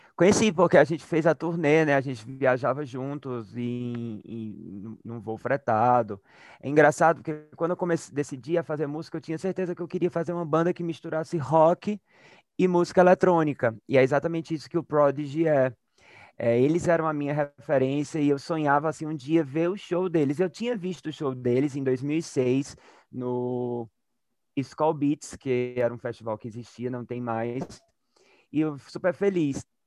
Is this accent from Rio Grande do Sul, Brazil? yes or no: no; Crato, Ceará, Brazil; moved away; eu sou do Crato, que é sertão do Ceará, é uma cidade bem pequenininha lá no agreste cearense. E lá nos anos 80 e 90, quando eu era criança